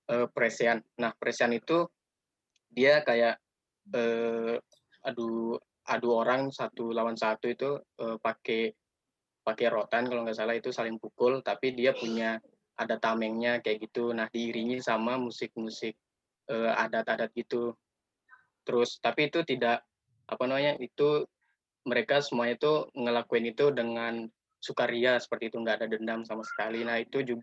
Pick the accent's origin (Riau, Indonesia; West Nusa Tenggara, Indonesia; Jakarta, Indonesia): West Nusa Tenggara, Indonesia; now in Depok, Indonesia; kita dari NTB tuh jauh dari kampung halaman seperti itu.